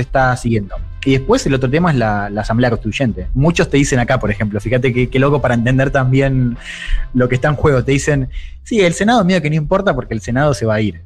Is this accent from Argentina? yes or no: yes; Argentina; now in Chile; Yo soy periodista argentina